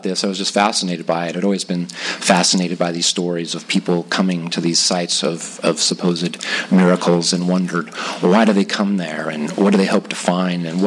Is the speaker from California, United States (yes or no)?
yes; Whittier, California, United States; also born or lived in La Mirada / Los Angeles; grew up in Whittier, and that's where I went to school and then graduated from high school